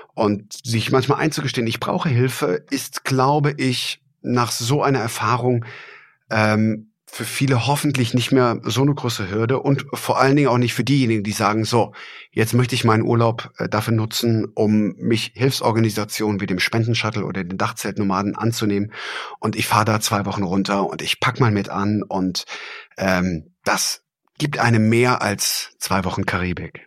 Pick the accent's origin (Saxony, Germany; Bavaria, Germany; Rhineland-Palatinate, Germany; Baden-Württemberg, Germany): Rhineland-Palatinate, Germany; Traben-Trarbach; ich bin ja an der Mosel groß geworden in Traben-Trabach